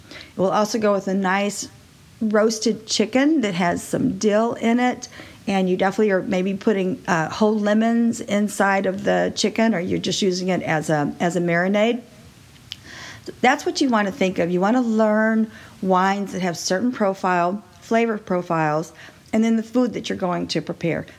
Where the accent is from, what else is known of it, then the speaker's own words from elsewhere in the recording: Texas, United States; I was raised in Texas